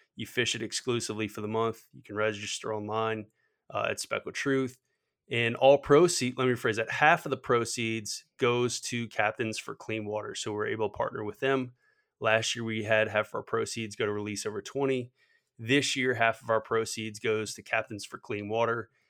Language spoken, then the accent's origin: English; Metairie, Louisiana, United States; born or raised there